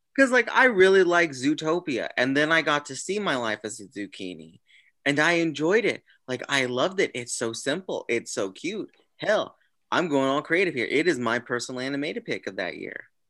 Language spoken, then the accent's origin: English; Kansas City, United States; I am from the Kansas City region